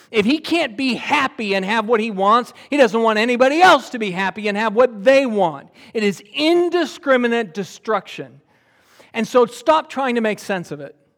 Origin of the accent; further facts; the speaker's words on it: United States; I'm an American